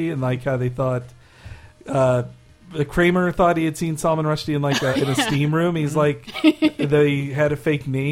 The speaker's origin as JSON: {"language": "English", "area": "Atlanta area", "region": "Georgia", "country": "United States", "tie": "born or raised there", "said": "growing up in Atlanta"}